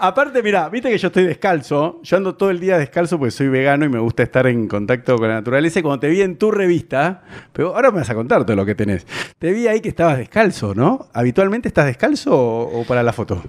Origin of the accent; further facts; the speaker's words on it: Argentina; now in Colombia; soy argentino